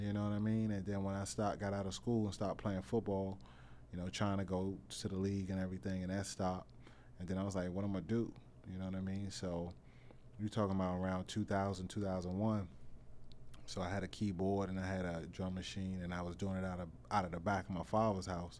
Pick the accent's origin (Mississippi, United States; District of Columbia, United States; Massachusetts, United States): District of Columbia, United States; Washington; also born or lived in Capitol Heights, Maryland / Suitland, Maryland; I'm from Northeast, uh, Bend and Road, Clay Street er, area